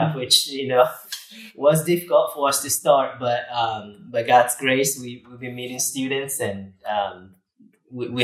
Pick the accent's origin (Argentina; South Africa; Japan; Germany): Japan; English is a second language; moved away as an adult; also born or lived in Huntsville, Texas; now in United States; born and raised in Japan, where, you know, Christianity is just not there. So I grew up in a small town in Japan, countryside, conservative culture